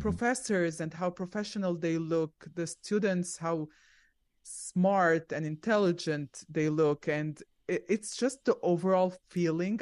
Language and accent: English; Egypt; moved away as an adult; also born or lived in Zambia / Arizona; now in Orlando, United States; we stayed there for five years, and then we went to Egypt because my parents were originally from Egypt, and I lived there for about seventeen years